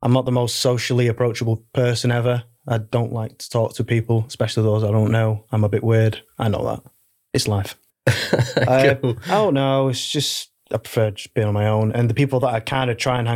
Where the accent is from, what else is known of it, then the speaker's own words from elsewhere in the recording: Manchester, North West England, United Kingdom; I'm from Manchester